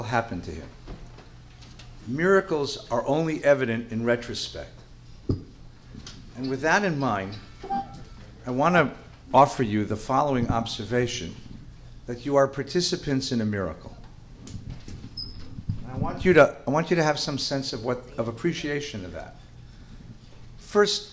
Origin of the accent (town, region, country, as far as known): Los Angeles, California, United States; born or raised there